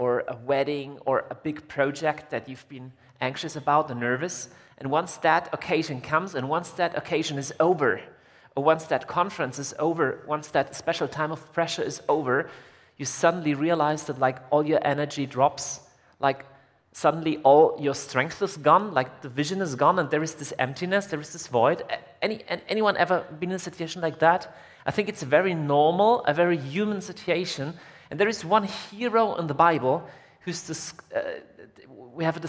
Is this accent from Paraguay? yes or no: no; Germany; I'm from Germany.